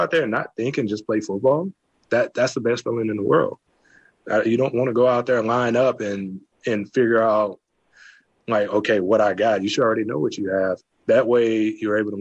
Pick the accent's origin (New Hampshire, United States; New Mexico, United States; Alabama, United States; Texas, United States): Texas, United States; also born or lived in Canada; I'm from Texas